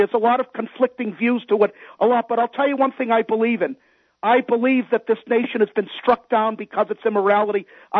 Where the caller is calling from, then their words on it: Massachusetts, United States; I'm calling from Massachusetts.